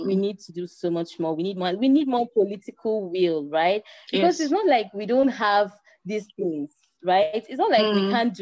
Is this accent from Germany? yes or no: no; Nigeria